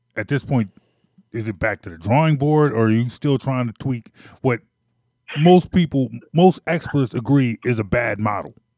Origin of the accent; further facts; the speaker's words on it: Philadelphia, Pennsylvania, United States; moved away as an adult; also born or lived in Maryland; I'm from Philadelphia. I'm from the Philly area.